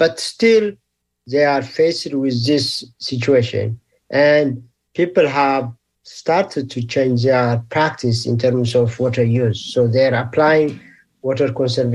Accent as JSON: {"language": "English", "country": "Eritrea", "also_born_or_lived": "Ethiopia / Australia / Sweden", "moved": "yes", "said": "I'm originally from Eritrea, which is in East Africa. And I did my elementary, middle, and high school. Also did my first degree in Ethiopia."}